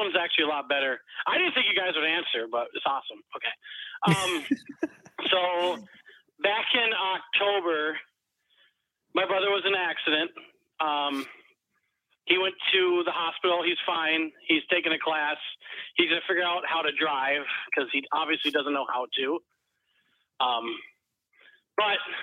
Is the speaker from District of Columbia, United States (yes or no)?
no; Minnesota, United States; I'm from Minnesota, by the way, so a lot of snow.